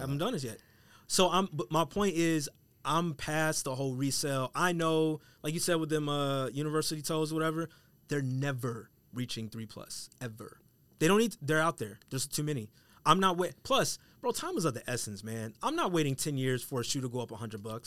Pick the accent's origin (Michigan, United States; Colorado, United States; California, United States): Colorado, United States; I'm from Colorado